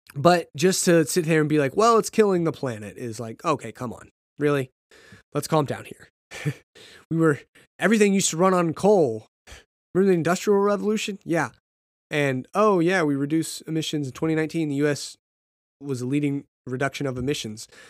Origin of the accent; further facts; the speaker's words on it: United States; being American